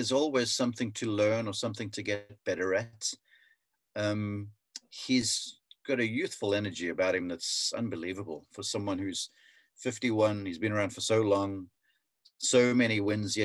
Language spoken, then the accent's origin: English; South Africa; as a young kid growing up in South Africa